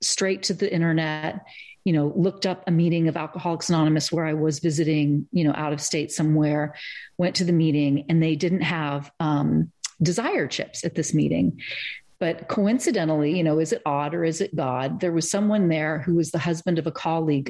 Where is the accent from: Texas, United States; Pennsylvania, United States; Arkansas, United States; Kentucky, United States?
Kentucky, United States; Eastern; moved away; also born or lived in Germany / Cambridge, Massachusetts; I'm from Eastern Kentucky